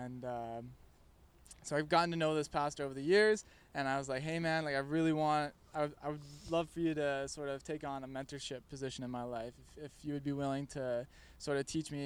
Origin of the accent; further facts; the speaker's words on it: Virgil, Ontario, Canada; from Virgil, Ontario